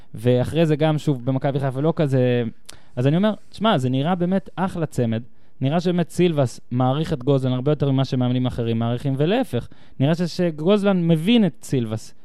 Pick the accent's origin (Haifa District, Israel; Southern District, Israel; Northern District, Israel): Northern District, Israel; moved away as an adult; also born or lived in central Israel; גדלתי בצפון